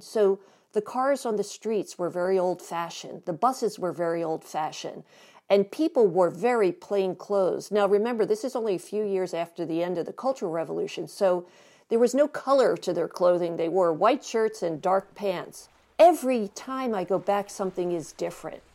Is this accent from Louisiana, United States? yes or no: no; Philadelphia, Pennsylvania, United States; I grew up in Philadelphia